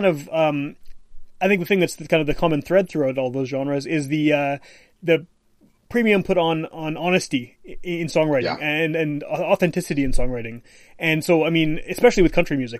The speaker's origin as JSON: {"language": "English", "town": "Winnipeg", "region": "Manitoba", "country": "Canada", "said": "I'm from the area. I'm from Wolseley"}